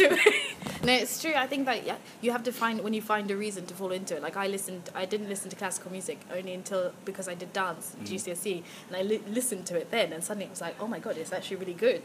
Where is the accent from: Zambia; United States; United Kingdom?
Zambia; I'm from Zambia